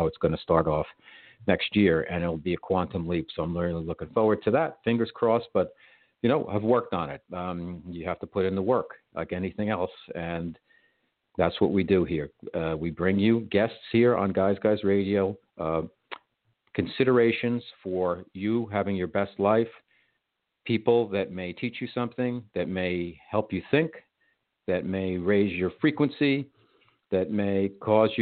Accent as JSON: {"language": "English", "region": "New York", "country": "United States", "said": "I'm a New Yorker"}